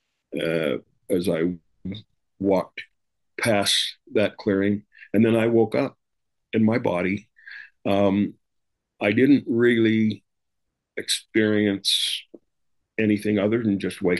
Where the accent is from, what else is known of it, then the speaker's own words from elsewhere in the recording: Rexburg, Idaho, United States; moved away as an adult; now in Utah, United States; I moved to Utah from Idaho, Rexburg, Idaho, where I grew up